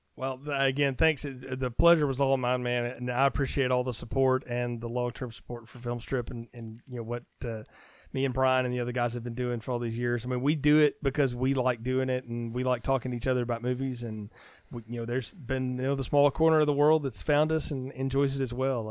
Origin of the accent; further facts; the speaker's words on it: the South, United States; I'm a Southerner